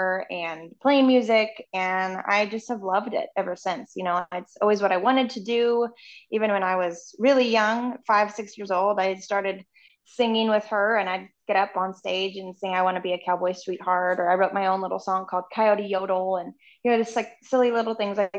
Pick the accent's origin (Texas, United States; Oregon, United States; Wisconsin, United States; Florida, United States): Oregon, United States; Canby; moved away as an adult; also born or lived in Nashville; I'm from this little town called Canby, Oregon